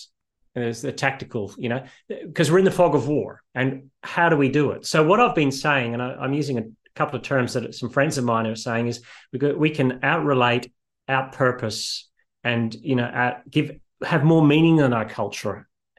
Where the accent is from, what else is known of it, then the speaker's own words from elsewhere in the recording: Northern Ireland, United Kingdom; also born or lived in Australia; And I grew up in partly in Northern Ireland and partly in Australia.